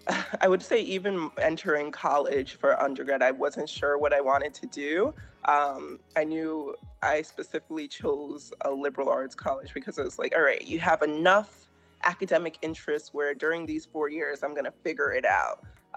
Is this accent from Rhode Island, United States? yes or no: yes; Rhode Island, United States; moved away as an adult; also born or lived in Massachusetts / Connecticut; now in Atlanta, United States; I am originally from Rhode Island, a proud Rhode Islander coming from the smallest state. I've spent most of my time working and living up in the Northeast in either Rhode Island, Massachusetts, or Connecticut. I've recently relocated to Atlanta, Georgia.